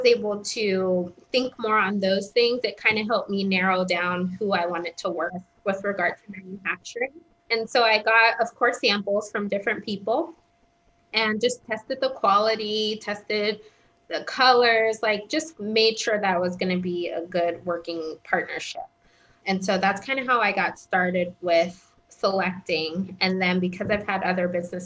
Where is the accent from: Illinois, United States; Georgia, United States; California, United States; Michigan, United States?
California, United States; Southern; moved away as an adult; also born or lived in Connecticut; I grew up in Southern California